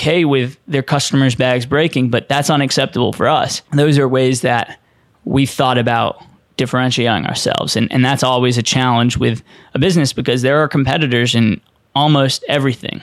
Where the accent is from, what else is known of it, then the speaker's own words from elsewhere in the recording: Boston, Massachusetts, United States; growing up in Boston